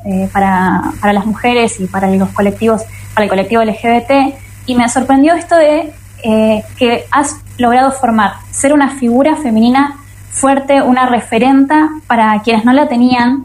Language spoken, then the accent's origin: Spanish; Argentina; nosotras como argentinas